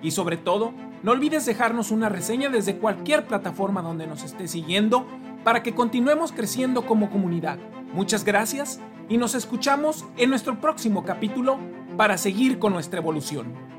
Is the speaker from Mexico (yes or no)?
yes; Mexico; esa gran alta autoestima que tenemos como mexicanos